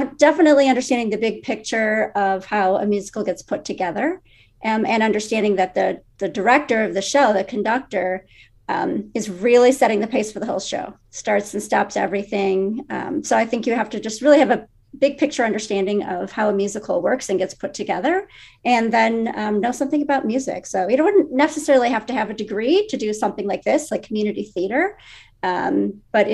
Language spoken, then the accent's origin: English; Buffalo Grove, Illinois, United States; I grew up in Buffalo Grove and I still live there.